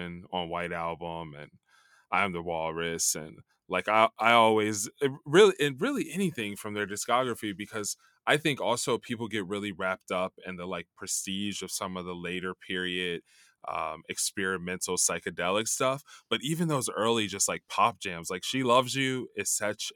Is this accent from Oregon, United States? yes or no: no; Chicago, Illinois, United States; I grew up in Chicago in the 90s